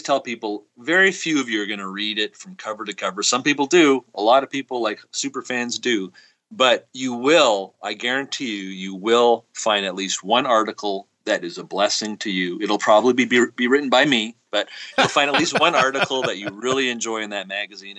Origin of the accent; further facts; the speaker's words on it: Montreal, Quebec, Canada; moved away as an adult; also born or lived in Amsterdam, Netherlands; now in Denton, United States; I was born and raised in Montreal, Quebec, Canada, which I miss a lot for the food, at least. And I lived there until I was 25, and I immigrated to the States here.